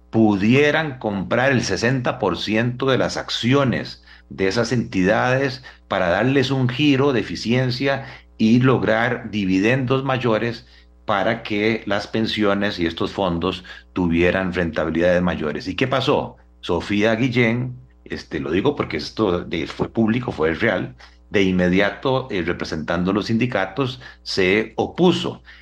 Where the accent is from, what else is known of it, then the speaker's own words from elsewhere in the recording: Costa Rica; al final nosotros como costarricenses no sabemos qué se hace con esos dineros